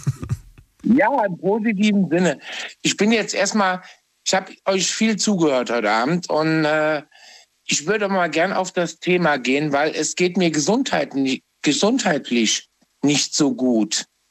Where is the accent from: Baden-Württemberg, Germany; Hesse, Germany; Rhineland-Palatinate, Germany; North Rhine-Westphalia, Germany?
Rhineland-Palatinate, Germany; Trier; Ich bin gebürtiger Trier-Heranger.